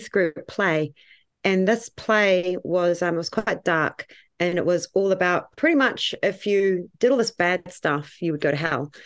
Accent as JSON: {"language": "English", "town": "Tauranga", "region": "Bay of Plenty", "country": "New Zealand", "moved": "yes", "lives_now": "Waihi, New Zealand", "said": "I am originally from Tauranga, over those ways"}